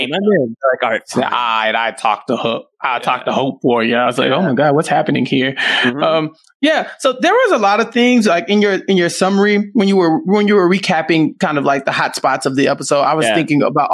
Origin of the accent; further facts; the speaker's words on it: Texas, United States; I'm from Texas.